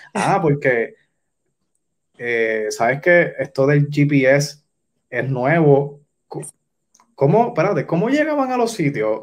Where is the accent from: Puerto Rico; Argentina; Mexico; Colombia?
Puerto Rico; Yauco; yo soy de Yauco, pues yo conozco más el oeste